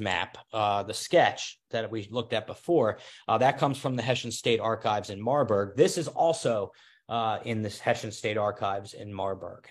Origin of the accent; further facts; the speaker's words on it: Kennett Square, Pennsylvania, United States; my hometown of Kennett Square